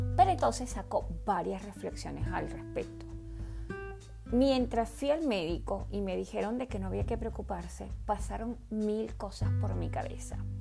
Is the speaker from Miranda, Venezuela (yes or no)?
no; Caracas, Capital District, Venezuela; Nací en Caracas, Venezuela, hace 49 años.